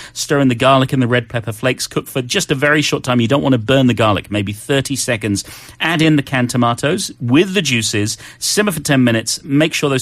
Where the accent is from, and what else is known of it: United Kingdom; moved away